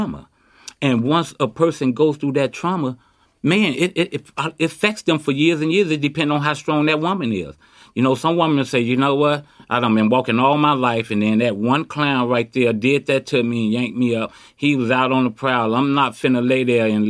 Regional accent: Chicago, Illinois, United States; now in Oakland, United States; I was born and raised in Chicago. I grew up in the projects, Robert Taylor, and moved to the Ida B. Wells

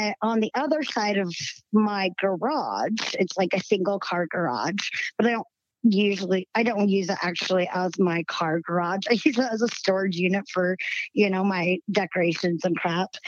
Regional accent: the South, United States; accent: southern twang; now in Utah, United States; I still got a little southern twang in my voice

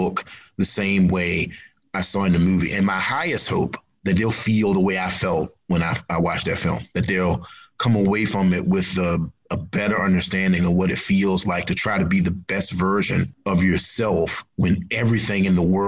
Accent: the South, United States; growing up in the South and growing up poor

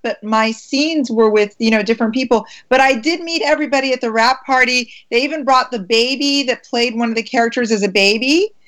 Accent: Maryland, United States; I'm from Maryland.

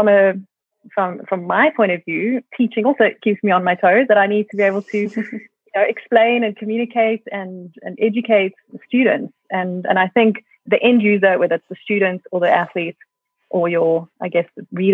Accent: South Africa; also born or lived in Australia; I moved back to South Africa from Australia after my PhD

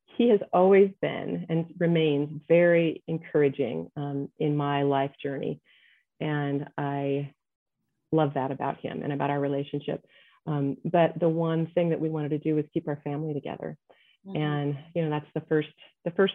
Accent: United States; also born or lived in Nebraska / Ohio; now in Colorado, United States; I was raised in Nebraska and Ohio

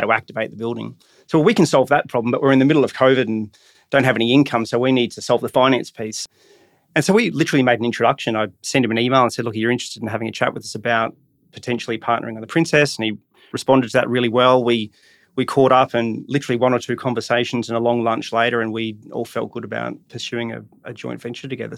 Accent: Brisbane, Queensland, Australia; growing up in Brisbane, my, my, um, you know, I don't come from an artistic background, but I was involved in sport as a, as a kid

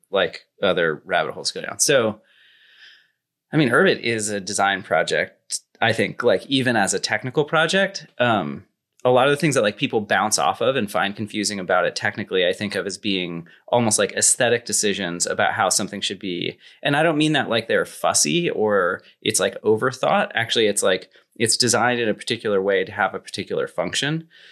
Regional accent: near Silicon Valley, California, United States; I grew up near Silicon Valley, kinda close enough to get it

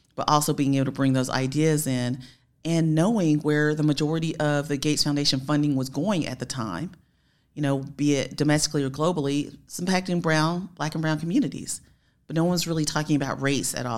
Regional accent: Spartanburg, South Carolina, United States; I was raised in Spartanburg, South Carolina

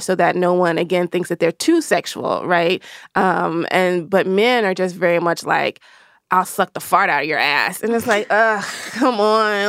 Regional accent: the South, United States; I'm from the South

